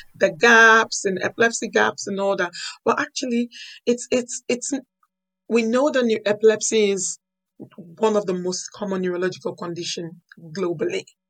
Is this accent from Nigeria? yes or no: yes; Nigeria; moved away as an adult; now in United Kingdom; I was born in Nigeria, I grew up in Nigeria